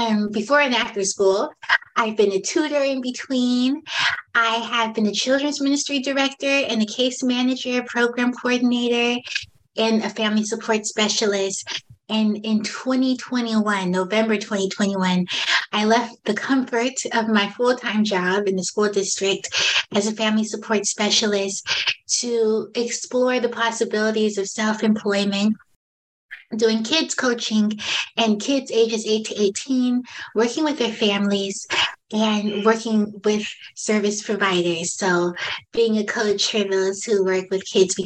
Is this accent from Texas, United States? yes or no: no; San Francisco, California, United States; now in San Bruno, United States; I'm from San Francisco